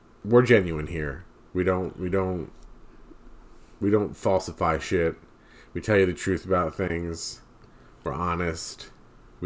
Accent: New Jersey, United States; We're a couple from New Jersey

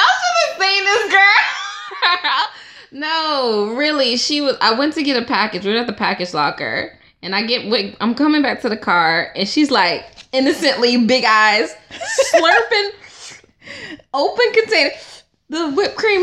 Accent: Stone Mountain, Georgia, United States; I'm from Stone Mountain, Georgia

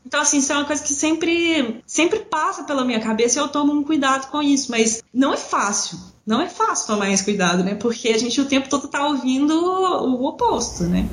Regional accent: Belo Horizonte, Minas Gerais, Brazil; moved away as an adult; now in Pato Branco, Brazil; eu sou de Belo Horizonte, morava lá e trabalhava lá como professora universitária

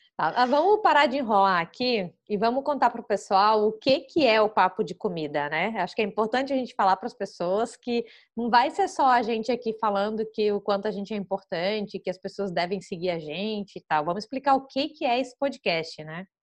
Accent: Florianópolis, Santa Catarina, Brazil; sou de Floripa

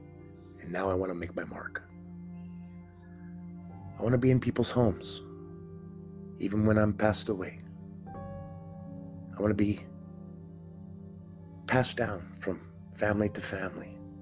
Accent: Winnipeg, Manitoba, Canada; Because I'm from Winnipeg, Manitoba, Canada

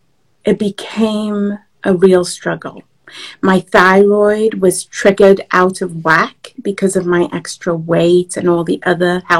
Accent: England, United Kingdom; moved away as an adult; also born or lived in Nigeria; now in Washington, D.C., United States; I was born in Nigeria and I grew up in England. So I moved to the US about 20 years ago, in fact, 21 years ago, and I live just outside of Washington, D.C. now

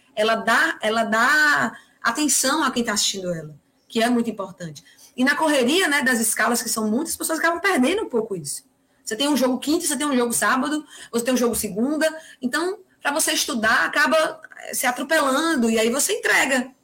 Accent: Northeast Region, Brazil

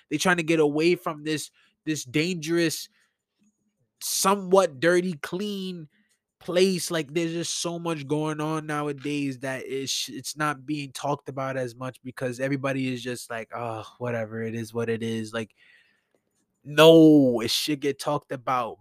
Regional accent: New York City, New York, United States; I grew up in New York all my life. I was born in, in Brookdale Hospital. I'm a Brooklyn native.

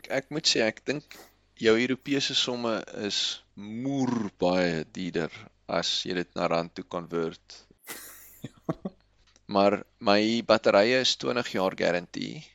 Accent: South Africa; Ons is Suid-Afrikaners

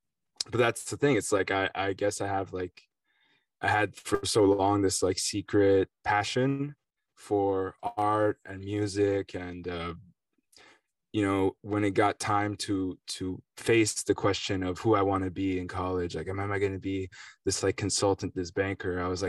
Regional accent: Connecticut, United States; I'm just like a musician, I guess, like a guy from Connecticut, New York City area. You know, I'm French American and Italian as well. Went to a French school in New York, you know, for high school, University of Chicago for college.

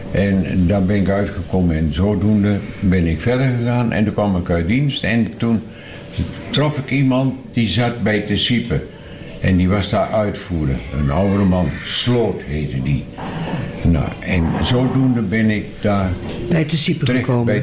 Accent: Ruurlo, Gelderland, Netherlands; also born or lived in Vorden; ja, ik ben in Vorden eh, geboren, maar ik ben in de Ruurlose Broek ben ik opgegroeid.

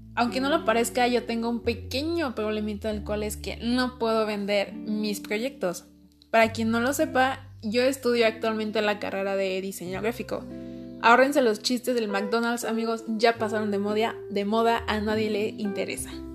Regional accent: Mexico; no soy americana, soy más mexicana que el chile.

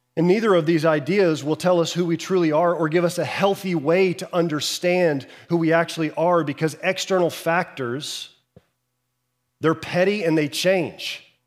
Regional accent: Houston, Texas, United States; I grew up in Houston

